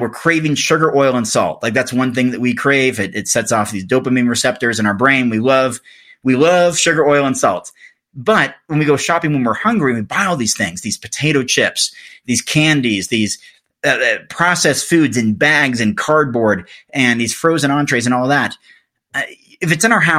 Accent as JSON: {"language": "English", "region": "Oregon", "country": "United States", "tie": "born or raised there", "moved": "yes", "said": "my home state of Oregon"}